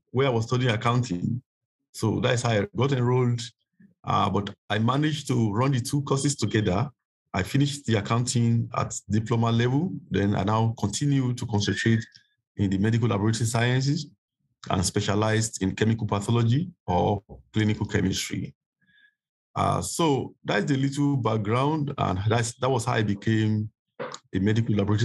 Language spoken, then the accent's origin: English; Nigeria; moved away as an adult; now in Sierra Leone; I'm a Nigerian, but currently I live in Sierra Leone.